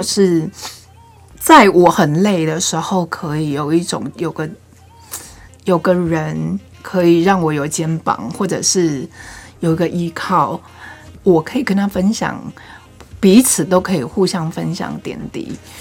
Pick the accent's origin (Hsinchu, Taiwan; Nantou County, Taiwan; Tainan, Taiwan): Nantou County, Taiwan; moved away as an adult; also born or lived in northern Taiwan; 因为我是南投人嘛，我大学我就到北部念书